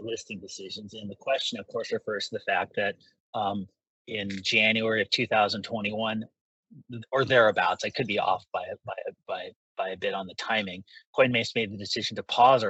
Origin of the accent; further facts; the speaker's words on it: United States; speaking now as an American citizen